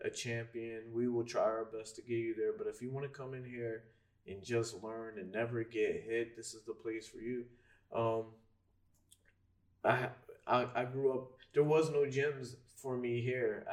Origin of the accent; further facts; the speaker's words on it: Fairless Hills, Pennsylvania, United States; also born or lived in England; I'm from Fairless Hills